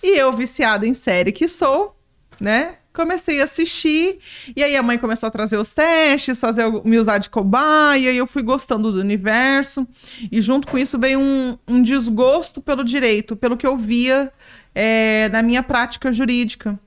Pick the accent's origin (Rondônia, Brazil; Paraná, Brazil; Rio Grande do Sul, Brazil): Rondônia, Brazil; Ariquemes; voltei para Ariquemes, para Rondônia, né, de onde eu sou